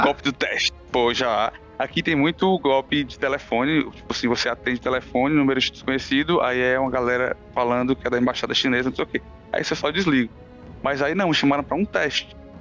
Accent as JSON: {"language": "Portuguese", "country": "Brazil", "moved": "as an adult", "lives_now": "Australia", "said": "Eu sou do Brasil"}